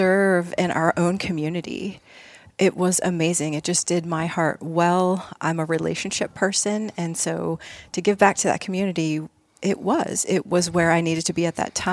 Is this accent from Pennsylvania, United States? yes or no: yes; Littlestown, Pennsylvania, United States; moved away as an adult; I we grew up in Littlestown